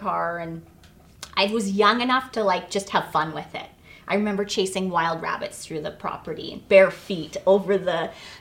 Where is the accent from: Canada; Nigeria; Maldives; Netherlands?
Canada; Vancouver, British Columbia; also born or lived in Toronto, Canada; And I was born in Toronto, and my parents, when I was really young, we moved to Vancouver